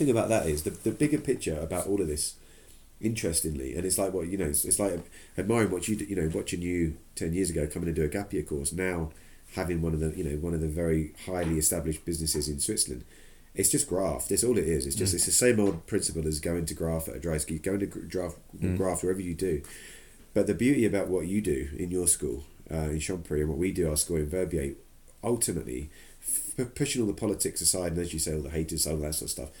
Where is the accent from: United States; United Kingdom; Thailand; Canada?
United Kingdom; especially as we're sitting here as British instructors